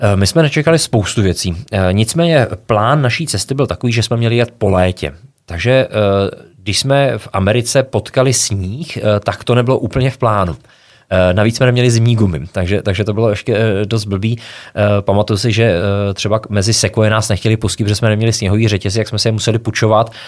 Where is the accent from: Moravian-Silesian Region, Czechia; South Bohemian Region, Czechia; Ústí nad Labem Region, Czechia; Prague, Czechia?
Ústí nad Labem Region, Czechia; Krásná Lípa; tak já pocházím z Krásný Lípy, což je malinký městečko ve Šluknovském výběžku